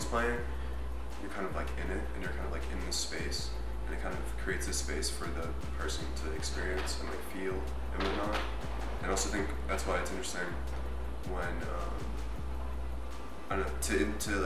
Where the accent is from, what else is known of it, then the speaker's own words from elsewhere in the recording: Washington, District of Columbia, United States; now in New York City, United States; I'm from Washington, D.C.